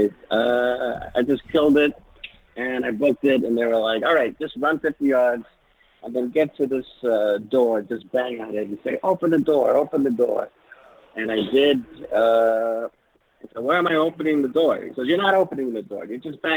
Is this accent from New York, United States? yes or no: yes; New York City, New York, United States; Born and raised in New York.